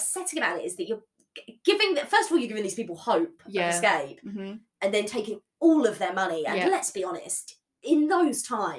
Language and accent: English; England, United Kingdom